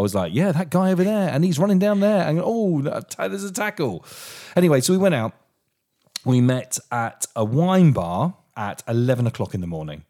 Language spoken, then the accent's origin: English; Portsmouth, South East England, United Kingdom; I'm a boy from Portsmouth, from a council house that's travelled all the way around the country.